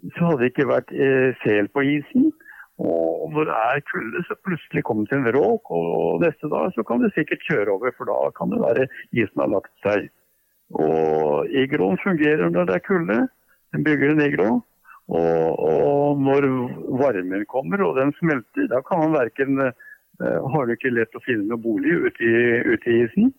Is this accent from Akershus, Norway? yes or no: yes; Bærum, Akershus, Norway; i Bærum, der jeg vokste opp